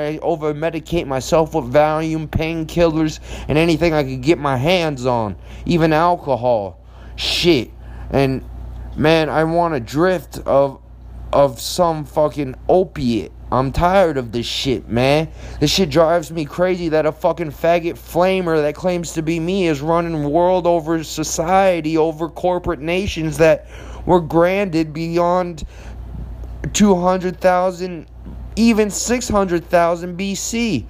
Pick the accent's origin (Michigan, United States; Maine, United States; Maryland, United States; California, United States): Maryland, United States; Bethesda; born there; also born or lived in Florida; Nobody knows that when I lived in Florida, I was born in Bethesda. I used to live in Lake Worth